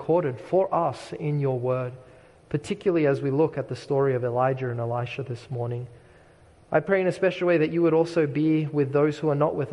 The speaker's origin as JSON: {"language": "English", "country": "Australia", "tie": "born or raised there", "moved": "yes", "said": "the shoreline for me is very meaningful growing up in Australia"}